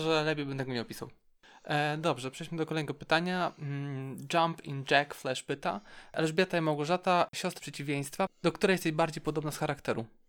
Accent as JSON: {"language": "Polish", "town": "Szczecin", "region": "West Pomeranian Voivodeship", "country": "Poland", "said": "Też jestem ze Szczecina"}